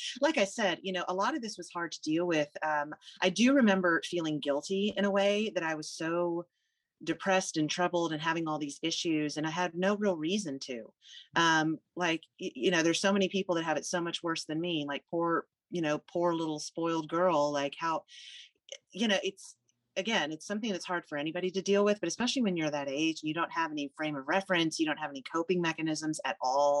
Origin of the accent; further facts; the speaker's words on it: Houston, Texas, United States; also born or lived in Alabama; I was born in Alabama. My mother's from Texas and my father's from North Dakota. So none of us are from Alabama, but they just happened to be working there when I was born. And I spent my first 7 years there. My dad was transferred to the Houston area when I was 7. So I've been here ever since